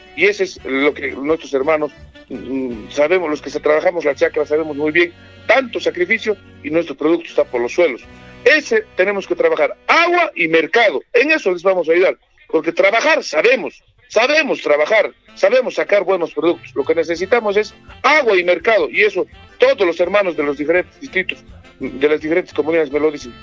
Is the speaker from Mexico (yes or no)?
no; Anta, Cusco, Peru